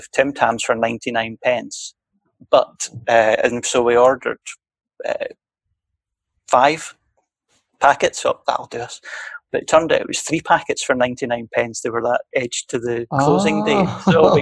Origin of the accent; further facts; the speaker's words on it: Scottish Borders, Scotland, United Kingdom; also born or lived in Edinburgh / Aberdeen; now in London, United Kingdom; I was born in Edinburgh, but I grew up in a village outside of Edinburgh, outside of a town south of Edinburgh in what I would refer to as the borders of Scotland